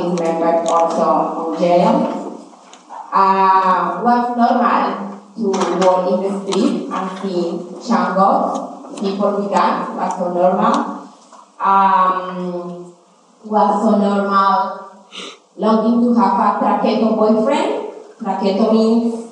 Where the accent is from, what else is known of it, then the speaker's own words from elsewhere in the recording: Colombia; English is a second language; moved away; also born or lived in Cali, Colombia / Bogota, Colombia; I grew up in between two cities in Colombia, Cali and Bogota.